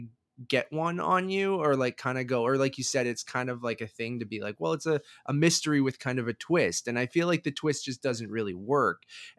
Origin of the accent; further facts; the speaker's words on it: Toronto, Ontario, Canada; I was the perfect age for it. We are from Toronto. I love video games.